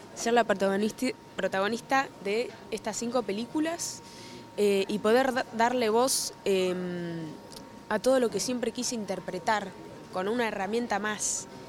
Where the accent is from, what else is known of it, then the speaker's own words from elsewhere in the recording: Mar del Plata, Buenos Aires Province, Argentina; now in Buenos Aires, Argentina; ni bien me mudé de Mar del Plata acá a Buenos Aires, pues yo soy Mar del Plata